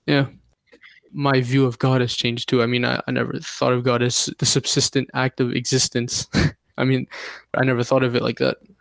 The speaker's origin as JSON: {"language": "English", "country": "Canada", "tie": "born or raised there", "also_born_or_lived": "Jordan / Iraq (ancestry)", "said": "My parents are from Iraq, but I was born in Jordan, two thousand one, and we moved to Canada in two thousand two"}